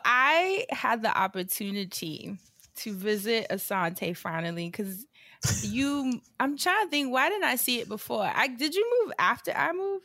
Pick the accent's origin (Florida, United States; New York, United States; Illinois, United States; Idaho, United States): New York, United States; moved away; I'm a New Yorker, like a bl- true blue New Yorker